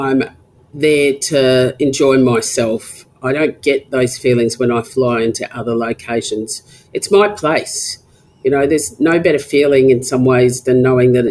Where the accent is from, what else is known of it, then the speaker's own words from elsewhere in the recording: Alice Springs, Northern Territory, Australia; I was born and raised in Alice Springs. I did all my schooling there.